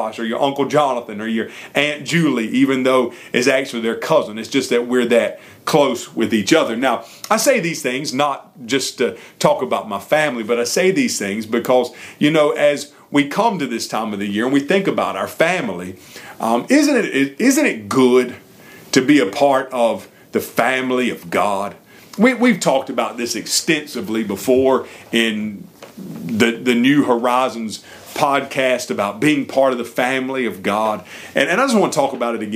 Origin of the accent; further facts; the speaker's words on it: York, South Carolina, United States; I grew up in York, South Carolina, just about 3 or 4 hours from Gainesville, Georgia